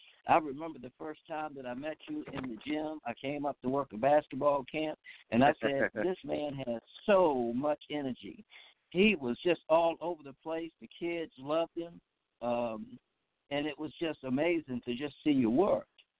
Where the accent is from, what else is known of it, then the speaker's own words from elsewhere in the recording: Philadelphia, Pennsylvania, United States; I was born in Philadelphia myself.